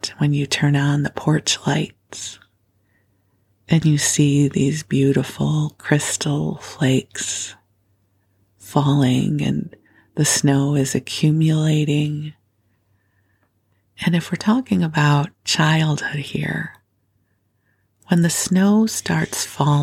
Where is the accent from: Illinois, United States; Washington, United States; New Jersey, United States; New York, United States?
Illinois, United States; Skokie; moved away as an adult; also born or lived in Los Angeles, California; now in Bay Area, United States; I grew up in Chicago, in Skokie actually, but the Chicago area